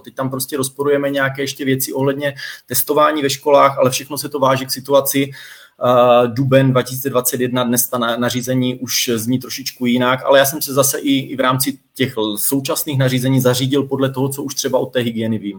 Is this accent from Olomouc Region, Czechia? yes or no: yes; Troubky, Olomouc Region, Czechia; moved away; pocházím z Troubek, byť dnes v Troubkách nebydlím